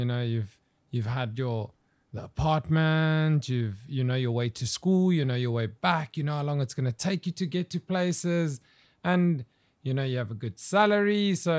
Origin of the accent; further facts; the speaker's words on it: South Africa; now in China; I think I said I'm from South Africa.